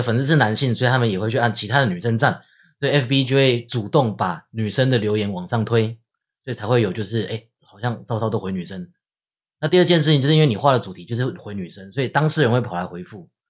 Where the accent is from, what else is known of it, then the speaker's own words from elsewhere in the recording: Taiwan; 因为我我自己是在眷村长大，我家人那边有公务员家庭，所以我家那边是一片深蓝。